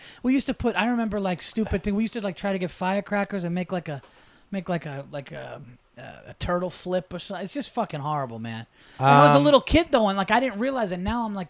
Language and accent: English; New York, United States; also born or lived in Yonkers; No, Westchester.